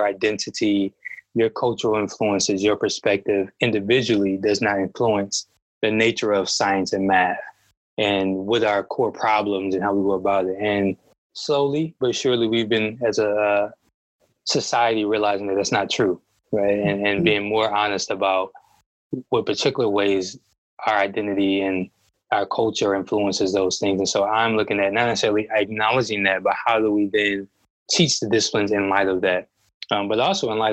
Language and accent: English; Detroit, Michigan, United States; being a Black man growing up in Detroit, even when I left to go to school, I knew that I wanted to return